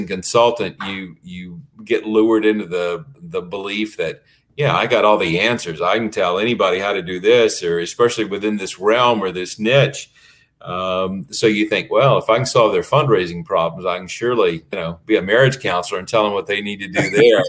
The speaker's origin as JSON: {"language": "English", "region": "Florida", "country": "United States", "tie": "born or raised there", "said": "In my hometown, during the winter, they grow tomatoes"}